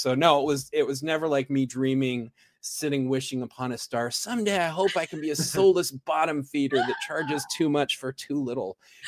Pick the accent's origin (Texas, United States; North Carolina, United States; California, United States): California, United States; also born or lived in South America; I live in the metropolis of Idaho. I grew up in California. I lived there most of my formative years